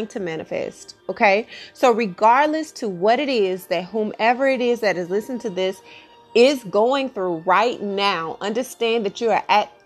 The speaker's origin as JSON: {"language": "English", "region": "Texas", "country": "United States", "said": "I'm from Texas"}